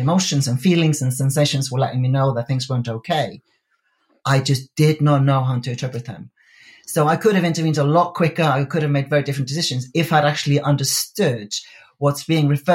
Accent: Iceland; moved away; I come from Iceland originally. It's a very small country.

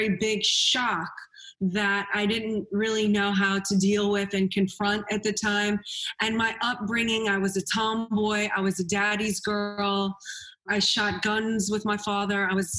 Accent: New Orleans, Louisiana, United States; Well, you know, I grew up in New Orleans, Louisiana, New Orleans, darling.

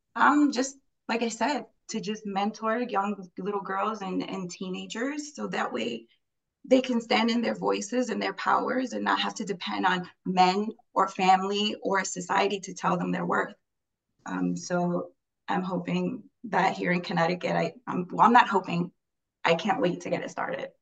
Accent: Puerto Rico; now in New York, United States; I was raised in Puerto Rico

